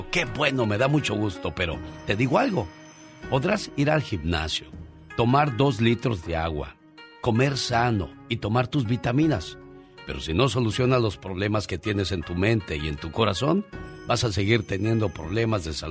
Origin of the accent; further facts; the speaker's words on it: Zacatecas, Mexico; Ah, Zacatecas. Un día salí de Zacatecas, pero Zacatecas nunca salió de mí.